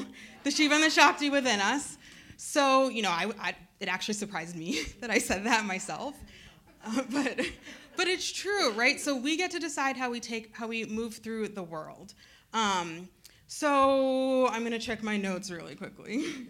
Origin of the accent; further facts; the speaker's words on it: Midwest, United States; born there; also born or lived in Cambridge, Massachusetts / Maine; I have grown up in a lot of spaces. I was born in the Midwest, and then I moved to Cambridge, Massachusetts, land of Harvard, right? And then I moved to Maine.